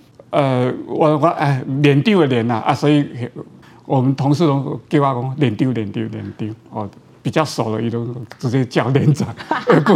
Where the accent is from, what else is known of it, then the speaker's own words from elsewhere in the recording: Yunlin County, Taiwan; accent: Haikou accent; 因为我是云林大溪嘛，大溪人，哦，所以我我讲台语有一个腔啦，哦，而且海口腔